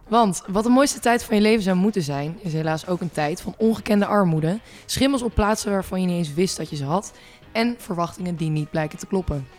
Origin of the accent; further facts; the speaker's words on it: Groningen, Netherlands; moved away; ik kom dan zelf uit Groningen natuurlijk mhm. oorspronkelijk